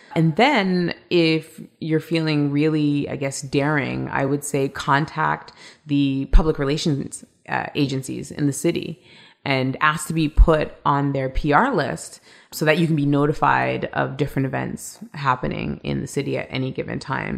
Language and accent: English; Toronto, Ontario, Canada; moved away as an adult; also born or lived in London / Hong Kong / New York City; now in Long Island City, United States; I was born and raised in Toronto, Canada.